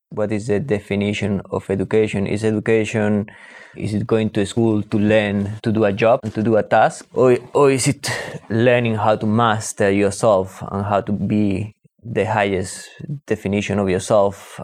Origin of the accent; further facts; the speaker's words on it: Spain; I'm Spanish and I, and I grew up in Spain